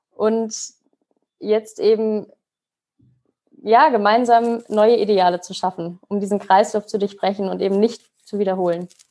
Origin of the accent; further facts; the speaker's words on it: Mainz, Rhineland-Palatinate, Germany; Ich komme gewürdig aus Mainz